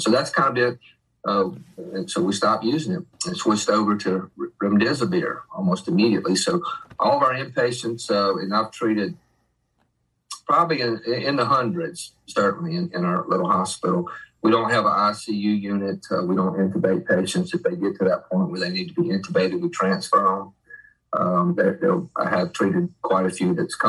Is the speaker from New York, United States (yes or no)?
no; Mississippi Gulf Coast, United States; also born or lived in Jackson area, Mississippi; born and raised in Mississippi.